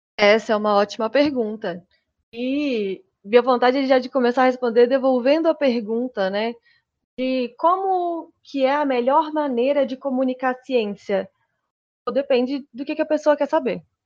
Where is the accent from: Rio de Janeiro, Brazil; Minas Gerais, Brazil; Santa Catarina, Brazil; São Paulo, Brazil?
Minas Gerais, Brazil; eu sou de Minas Gerais, estou lá no Pará